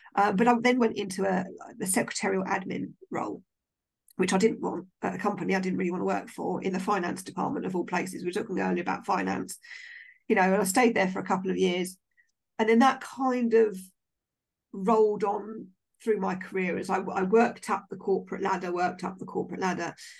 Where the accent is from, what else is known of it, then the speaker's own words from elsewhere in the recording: Maidenhead, South East England, United Kingdom; I'm from Maidenhead